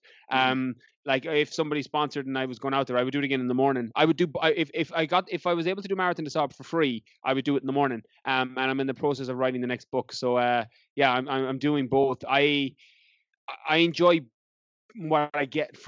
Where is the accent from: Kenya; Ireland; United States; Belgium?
Ireland; moved away as an adult; also born or lived in London; I had planned to come back to Ireland and work as a teacher